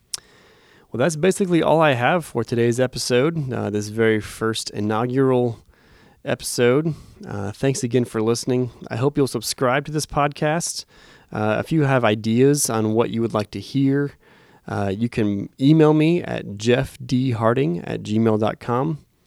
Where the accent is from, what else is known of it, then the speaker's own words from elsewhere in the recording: Phoenix, Arizona, United States; I was born in Phoenix, Arizona